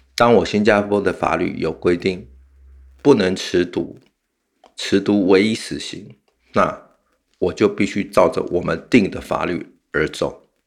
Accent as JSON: {"language": "Chinese", "country": "Taiwan", "said": "我们台湾人民"}